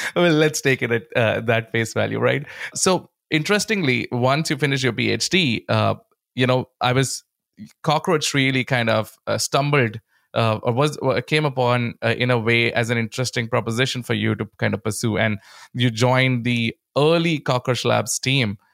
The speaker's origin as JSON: {"language": "English", "country": "India", "tie": "born or raised there", "said": "growing up in India"}